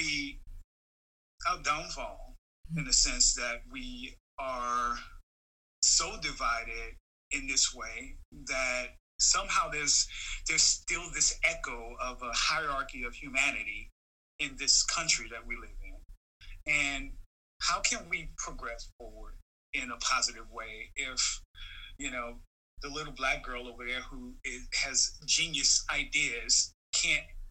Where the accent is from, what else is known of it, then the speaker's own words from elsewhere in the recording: New Orleans, Louisiana, United States; growing up in New Orleans was really, really fun because I grew up in one of those really culturally rich neighborhoods